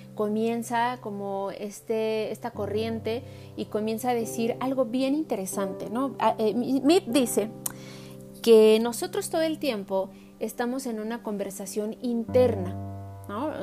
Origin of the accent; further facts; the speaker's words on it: Mexico; como mexicanos